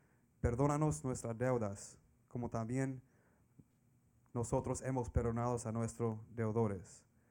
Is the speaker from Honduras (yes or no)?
yes; Honduras; moved away; I'm from Honduras. I have family in Spain, too. So, yeah, the Spanish background.